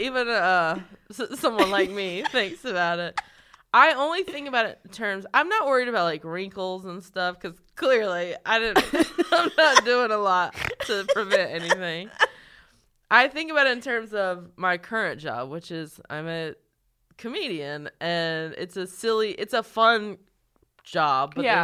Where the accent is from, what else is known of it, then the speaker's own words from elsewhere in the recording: North Carolina, United States; Like, North Carolina.